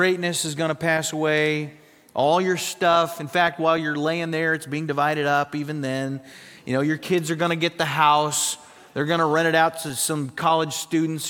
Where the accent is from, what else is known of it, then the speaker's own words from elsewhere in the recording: South Dakota, United States; moved away; I grew up in South Dakota, very, very cold in South Dakota in the winter